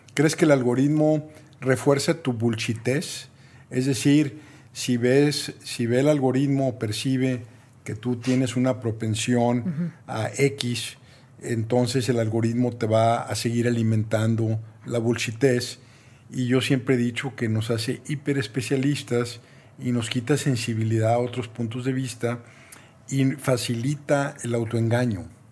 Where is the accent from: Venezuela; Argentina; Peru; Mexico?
Mexico; soy mexicano